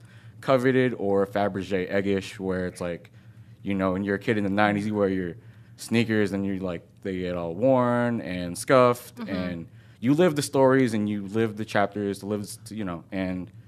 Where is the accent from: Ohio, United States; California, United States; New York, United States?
California, United States; South San Francisco; now in Las Vegas, United States; I'm originally from South San Francisco